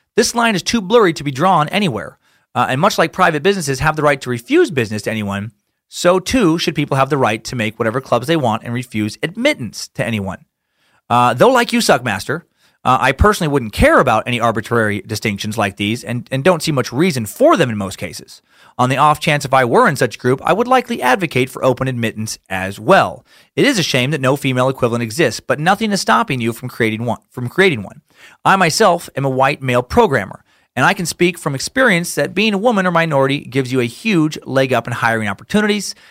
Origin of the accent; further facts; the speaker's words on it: Idaho, United States; my home state